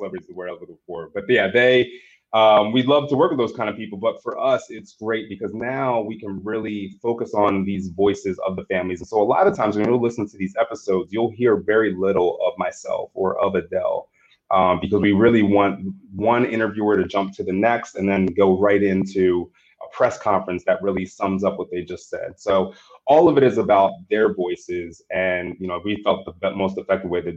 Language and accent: English; Bel Air, Maryland, United States; I'm actually spent most of my life growing up in Bel Air, Maryland